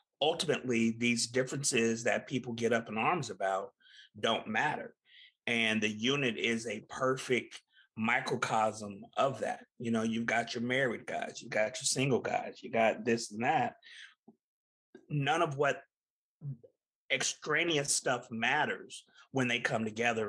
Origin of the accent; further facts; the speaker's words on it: Tulsa, Oklahoma, United States; she's from my hometown of Tulsa, Oklahoma.